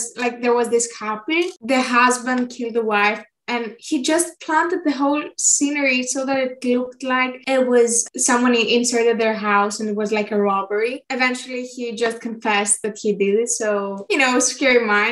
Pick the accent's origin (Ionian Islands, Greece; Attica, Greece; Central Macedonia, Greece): Attica, Greece; Athens; I am 16 years old and I am from Athens, Greece.